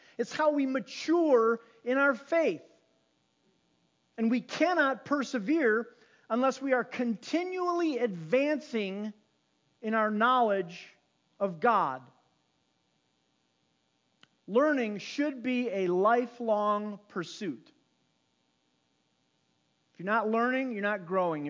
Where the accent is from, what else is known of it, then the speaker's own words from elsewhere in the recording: South Holland, Illinois, United States; growing up in South Holland across from McKinley School.